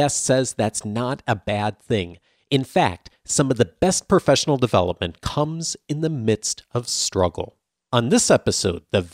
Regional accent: California, United States; I am from California

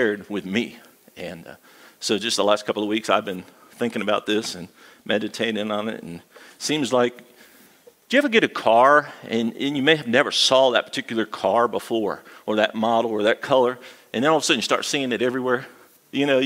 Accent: Midwest, United States; moved away as an adult; also born or lived in Arizona, United States; now in Galax, United States; I was raised in the Midwest, and then I spent half my adult life in Arizona

